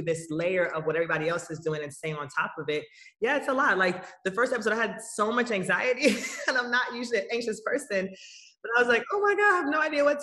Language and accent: English; Kingston, Jamaica; now in Atlanta, United States; we went to Kingston, and so I'm from Kingston